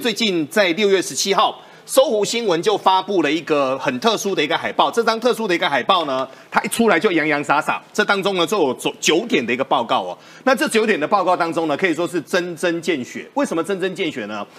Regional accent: Taiwan; 我们台湾人

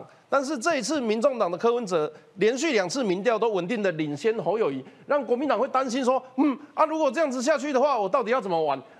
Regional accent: Kaohsiung, Taiwan; 跟我一样是从高雄上来的。

